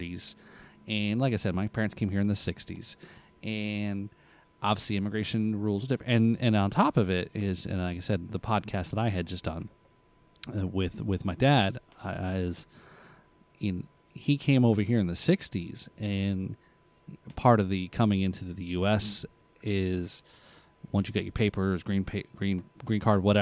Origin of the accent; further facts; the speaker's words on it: United States; also born or lived in New Jersey, United States / Florida, United States; I identify more as an American because I've grown up here